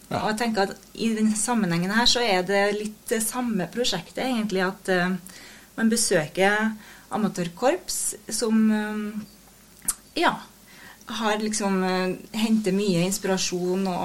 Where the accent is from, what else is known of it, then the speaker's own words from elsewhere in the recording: Steinkjer, Trøndelag, Norway; moved away as an adult; now in Trondheim, Norway; jeg er jo fra Steinkjer, da.